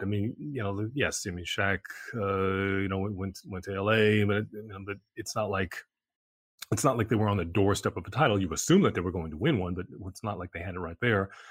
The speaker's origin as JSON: {"language": "English", "region": "New York", "country": "United States", "said": "as a New Yorker"}